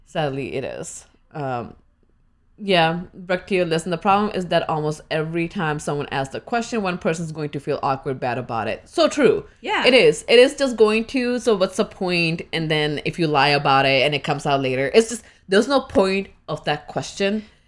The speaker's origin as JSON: {"language": "English", "country": "India", "moved": "yes", "lives_now": "United States", "said": "what part of India I'm from"}